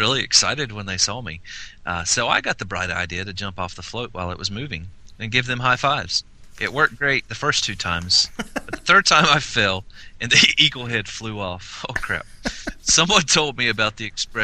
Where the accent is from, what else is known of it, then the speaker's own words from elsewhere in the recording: Colorado, United States; I was born in Colorado